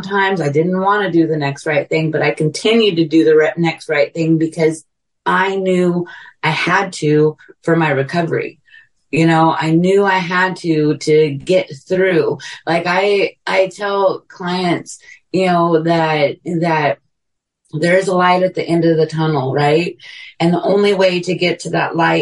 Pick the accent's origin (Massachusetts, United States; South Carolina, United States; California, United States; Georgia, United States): California, United States; now in Texas, United States; I'm from California, both my kids living here in Texas with me